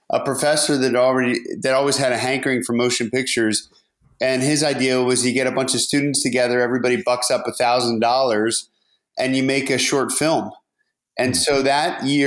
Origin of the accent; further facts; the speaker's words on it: outside of Harrisburg, rural Pennsylvania, United States; moved away as an adult; I grew up in rural Pennsylvania, and, you know, right outside of Harrisburg in the center of the state